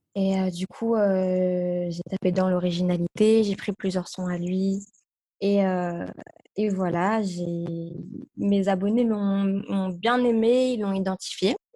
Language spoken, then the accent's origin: French; Roubaix, Hauts-de-France, France; also born or lived in Los Angeles; je viens de Roubaix en plus, je suis pas de Paris